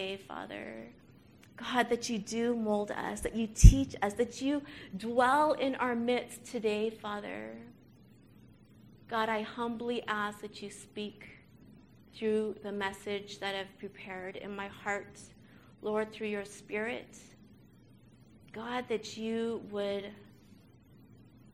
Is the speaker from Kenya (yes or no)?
no; Canada; I was born and raised in Canada